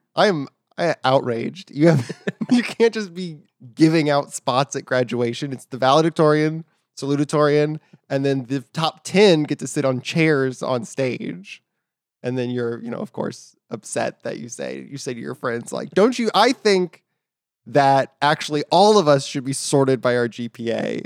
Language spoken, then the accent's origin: English; Katy, Texas, United States; I'm from Katy, Texas